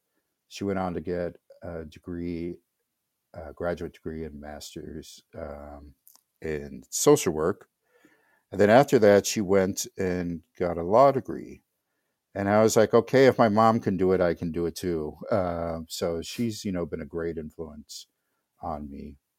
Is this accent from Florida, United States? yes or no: yes; Florida, United States; also born or lived in North Carolina / Minneapolis, Minnesota / Wisconsin; she ended up in Florida, which is where I lived most of my life, but I was born in North Carolina. And we moved back to Florida.